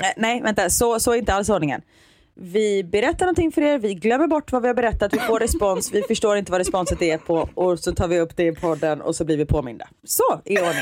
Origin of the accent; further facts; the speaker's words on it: Gothenburg, Västra Götaland, Sweden; accent: Gothenburg dialect (göteborgska); jag pratar göteborgska